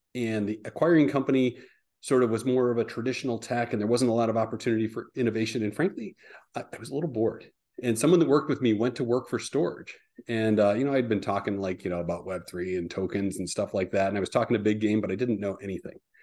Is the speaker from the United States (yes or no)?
yes; Midwest, United States; moved away; I'm originally a Midwesterner